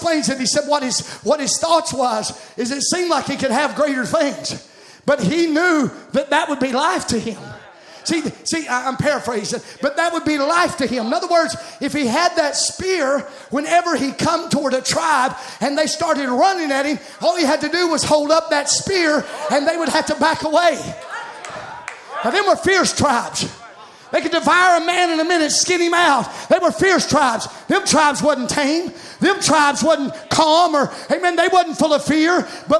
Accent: United States; I'm an American. I'm an American.

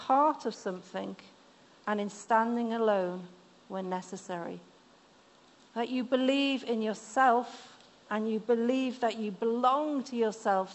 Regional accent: the north of England, United Kingdom; accent: northern; moved away; this northern lass that has northern words every now and again. My mum was German, so my accent isn't quite as strong as other northerners

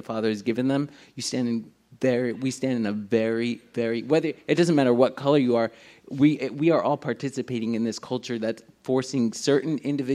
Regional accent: Union City, New Jersey, United States; I grew up in Union City. We were poor. It was the most densely populated city in the world at the time

